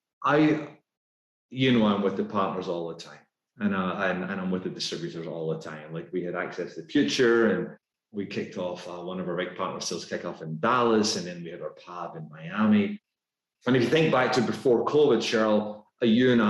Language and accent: English; Scotland, United Kingdom; accent: Scottish; moved away as an adult; now in United States; despite my Scottish accent, my wife and I, we became American citizens just before the pandemic.